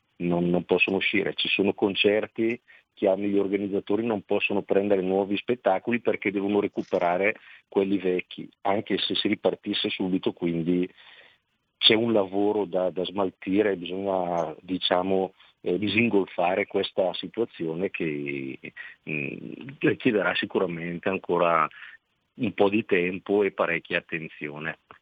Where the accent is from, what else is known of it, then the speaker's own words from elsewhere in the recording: Pontoglio, Lombardy, Italy; al mio paese